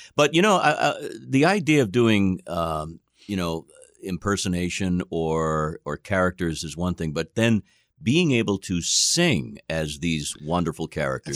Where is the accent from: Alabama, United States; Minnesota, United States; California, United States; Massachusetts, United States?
Massachusetts, United States; Boston; we're emanating from Boston, of course. Uh, that's, everybody knows now, that's where I'm from